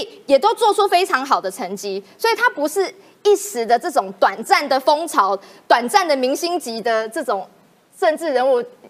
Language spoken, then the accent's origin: Chinese; Taiwan; 我也要讲台语，我台湾人，我要台湾金呐哈